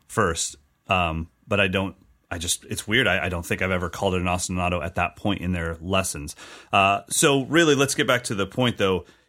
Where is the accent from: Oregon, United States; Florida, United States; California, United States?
California, United States; as a Californian kid playing Latin and Brazilian music